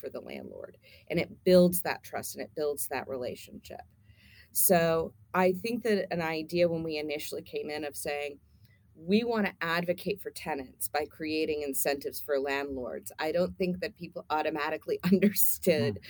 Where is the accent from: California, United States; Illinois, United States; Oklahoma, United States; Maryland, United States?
Oklahoma, United States; Tulsa; moved away as an adult; I grew up in Tulsa, so I am a Tulsa native, but I'm also what we call one of the boomerang kids. We left when we were 18